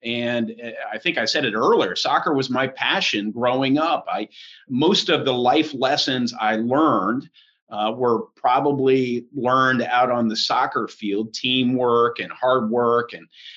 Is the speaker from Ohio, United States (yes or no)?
no; Carmel, Indiana, United States; also born or lived in Lancaster, Pennsylvania; we moved up to Carmel, and that was where I spent most of my childhood